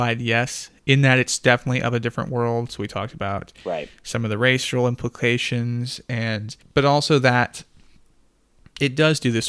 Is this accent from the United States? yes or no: yes; the South, United States; I am absolutely from the South